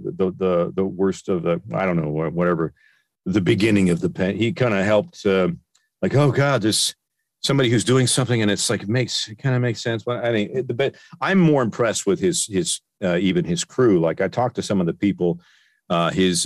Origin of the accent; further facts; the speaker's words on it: Peterborough, Ontario, Canada; moved away as an adult; now in Burbank, United States; my hometown of Peterborough, in Ontario